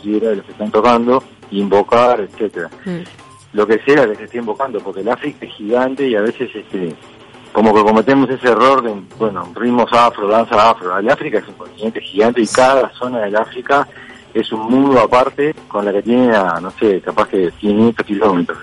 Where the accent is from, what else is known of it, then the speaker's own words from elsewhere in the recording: Montevideo, Uruguay; yo nací en el Reducto y me crié ahí en la Guada, en el Reducto